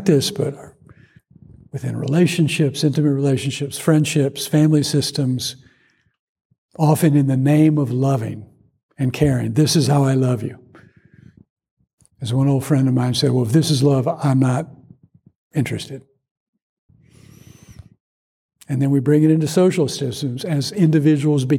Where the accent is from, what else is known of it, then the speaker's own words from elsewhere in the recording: Georgia, United States; growing up in Georgia